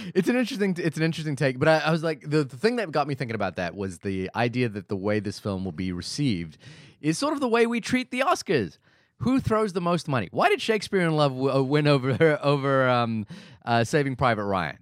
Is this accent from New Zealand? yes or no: yes; New Zealand; as a New Zealander